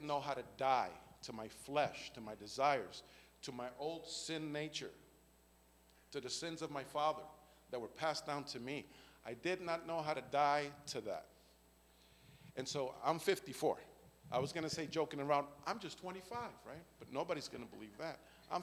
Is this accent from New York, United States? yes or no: yes; New York City, New York, United States; moved away; I came from a hellish environment, come from the Bronx, New York